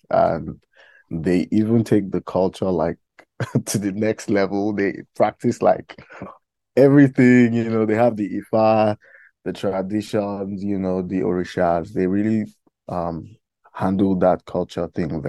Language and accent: English; Iyamoye, Kogi, Nigeria; I'm from Kogi State in Nigeria, and from the Yoruba speaking part of Kogi State, because we have like I think like 3 to 4 different tribes in Kogi State, major tribes actually.